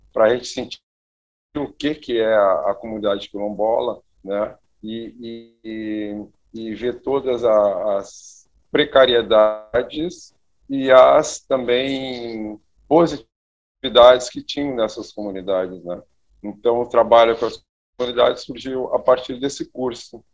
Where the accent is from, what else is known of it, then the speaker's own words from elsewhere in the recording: Santa Maria, Rio Grande do Sul, Brazil; sou natural de Santa Maria, interior aqui do, do, do, do estado